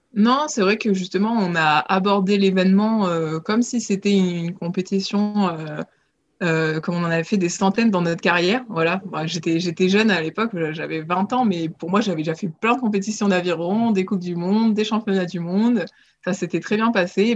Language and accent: French; Nice, Provence-Alpes-Côte d'Azur, France; je, suis originaire de Nice, euh, là où j'ai commencé l'aviron grâce à mon papa